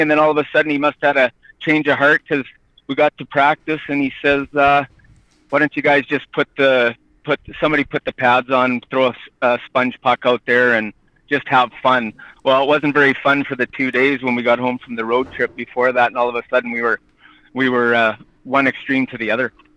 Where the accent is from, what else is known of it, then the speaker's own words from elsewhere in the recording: Edam, Saskatchewan, Canada; in my hometown.